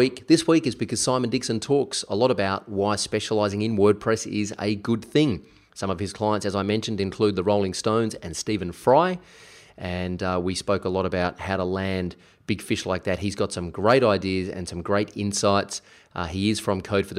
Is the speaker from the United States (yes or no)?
no; South Australia, Australia; moved away; I'm actually here in my hometown of South Australia